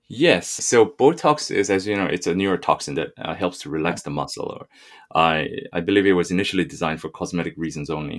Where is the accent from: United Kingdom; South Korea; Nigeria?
South Korea; also born or lived in South Africa; now in Canada; I was born in Korea